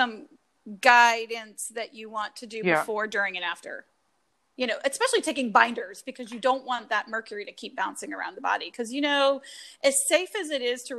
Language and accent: English; North Carolina, United States; now in Chicago, United States; I grew up in North Carolina